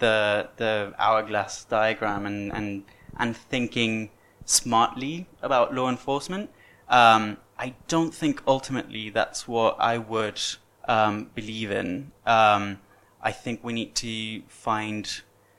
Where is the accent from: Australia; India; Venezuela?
Venezuela; moved away as an adult; when I was born in Venezuela